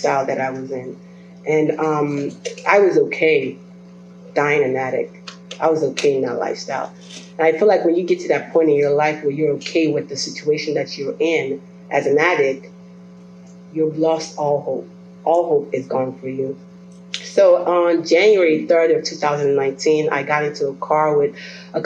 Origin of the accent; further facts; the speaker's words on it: Belize; moved away; I was born and raised in Belize, by the way, and my parents are Nigerian, so I come from a different culture.